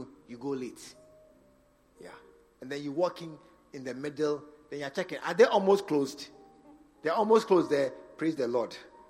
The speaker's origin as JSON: {"language": "English", "region": "Northern Region", "country": "Ghana", "said": "You come from Volta region. I come from Northern region."}